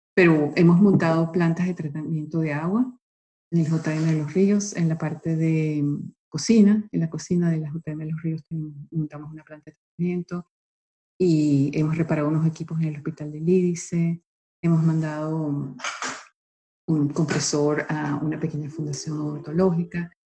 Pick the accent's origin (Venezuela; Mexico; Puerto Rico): Venezuela; moved away; also born or lived in Italy; yo nací en Italia, pero a los tres meses mis padres me llevaron a Venezuela